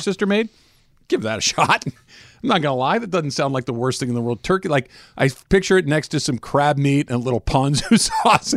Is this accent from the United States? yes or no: yes; Claremont or Arcadia, Southern California, United States; in Claremont or Arcadia, like I did